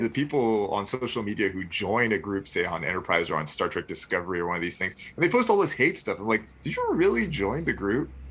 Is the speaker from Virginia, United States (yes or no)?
yes; southeastern Virginia, United States; also born or lived in Chicago; now in North Carolina, United States; I grew up actually very close to Vienna in southeastern Virginia.